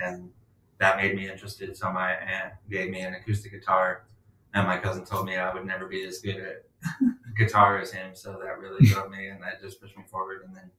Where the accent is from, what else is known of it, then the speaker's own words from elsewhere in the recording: Salt Lake City, Utah, United States; moved away as an adult; now in Palm Coast, United States; I'm from Salt Lake City, Utah